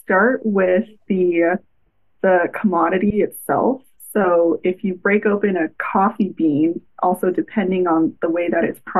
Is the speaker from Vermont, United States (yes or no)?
no; Los Angeles, California, United States; I grew up in Los Angeles